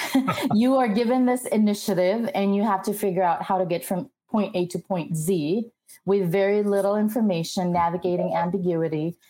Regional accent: Philippines; moved away as an adult; also born or lived in Glendale, United States; now in United States; I was actually born and raised in the Philippines, went to an all girls Catholic college.

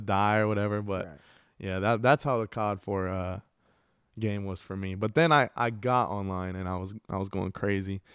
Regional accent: El Paso, Texas, United States; I grew up in the northeast of El Paso

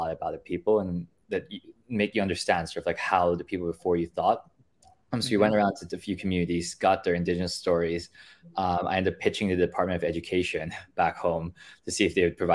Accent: Philippines; moved away as an adult; also born or lived in Pennsylvania, United States / Canada; born and raised in the Philippines for most of my life

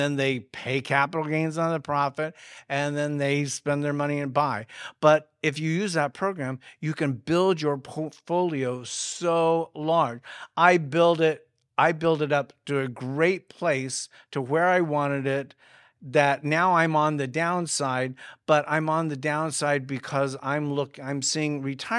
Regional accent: Midwest, United States; I'm one of six children that was born and raised in the Midwest. We lived on a 160-acre farm and did chores.

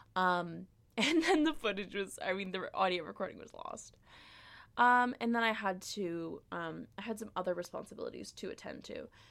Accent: Canada; I, as a Canadian

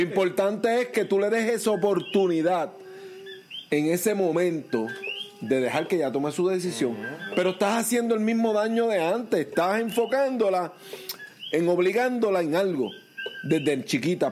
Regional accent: Puerto Rico; amo mi país

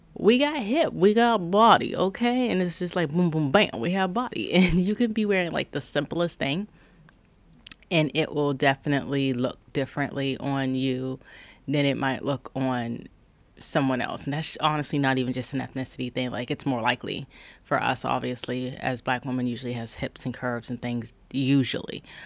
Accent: Charleston, South Carolina, United States; I'm from Charleston, South Carolina

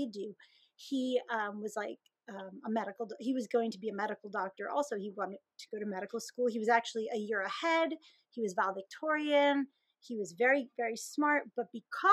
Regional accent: Emmaus, Pennsylvania, United States; also born or lived in Mineola, Long Island, New York / Philadelphia; now in Douglasville, United States; I grew up in Emmaus

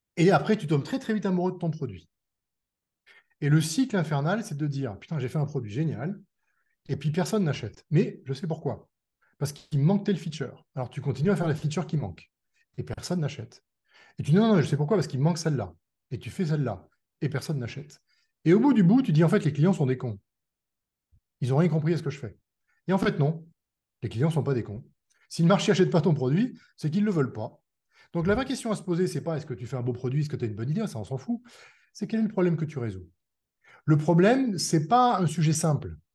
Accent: France; on est des Français

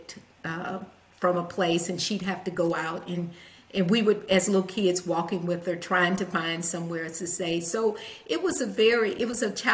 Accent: Huntsville, Alabama, United States; also born or lived in Nashville, Tennessee; By the age of 9, my parents divorced, and we moved to Huntsville, Alabama, which put my mom closer to her family.

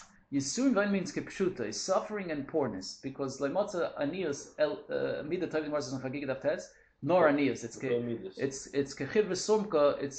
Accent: Toronto, Ontario, Canada; from Toronto.

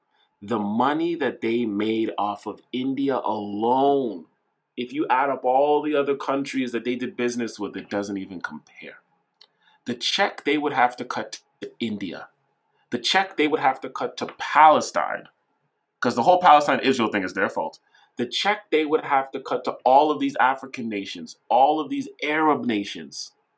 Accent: Canada; also born or lived in Jamaica (heritage); as a Canadian.

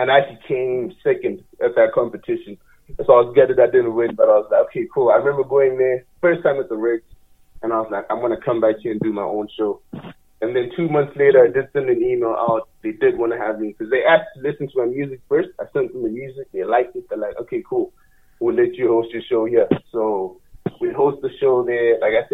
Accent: Botswana; now in Calgary, Canada; I'm from Southern Africa

